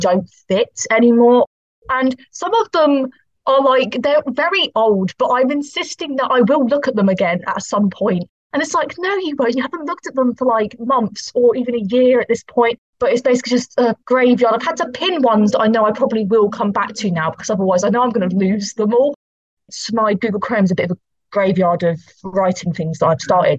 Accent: Poole, South West England, United Kingdom; moved away as an adult; now in Portsmouth, United Kingdom; I grew up in Dorset, so I used the Dorset libraries

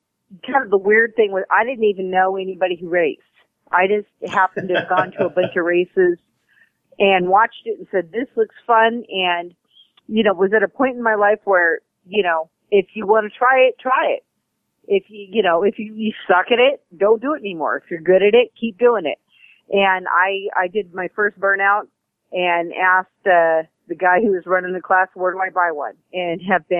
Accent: California, United States; moved away as an adult; now in Boerne, Texas, United States; I'm originally from California

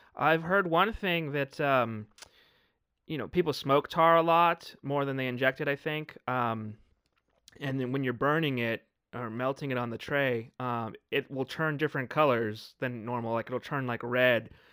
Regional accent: Arizona, United States; now in San Bernardino County, United States; growing up in Arizona, and I now live in San Bernardino County, uh, California

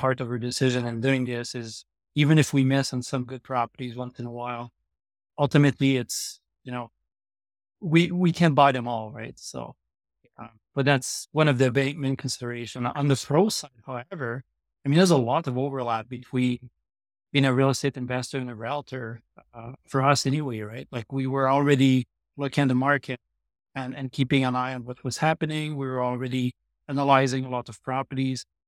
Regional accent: Trois-Rivières, Quebec, Canada; moved away as an adult; now in Calgary, Canada; I grew up in Trois-Rivières, Quebec. I moved to Calgary eleven years ago

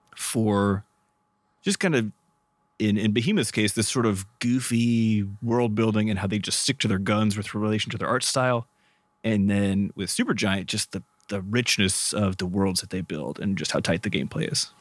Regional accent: Midwest, United States; where I grew up, we grew up in the Midwest in the United States

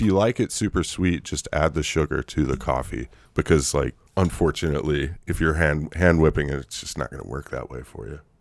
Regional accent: United States; also born or lived in Ireland

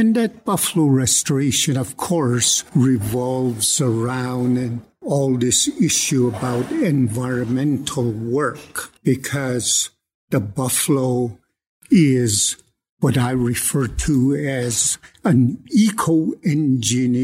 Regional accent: Blood Indian Reserve, Alberta, Canada; moved away as an adult; now in Lethbridge, Canada; I'm from the Blood Indian Reserve, but I've been here at the University of Lethbridge since 1975 as a professor

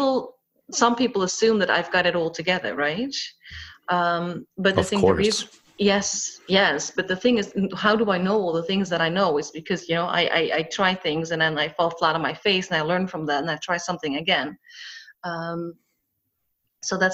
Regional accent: Netherlands; now in Cyprus; I was born and raised in the Netherlands by a Dutch mother and a Scottish father. I currently live in Cyprus

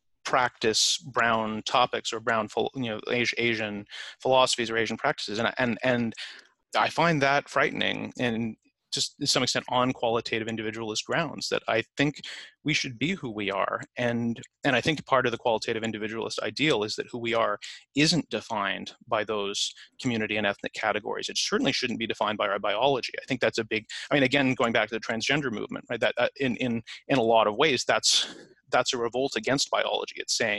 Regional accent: Canada; now in United States; I'm an immigrant to the US, but I'm an immigrant from Canada.

